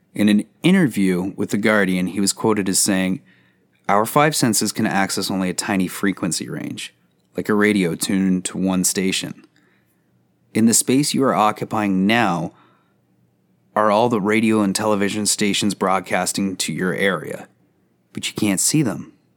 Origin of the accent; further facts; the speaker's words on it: Canada; Canada, my home country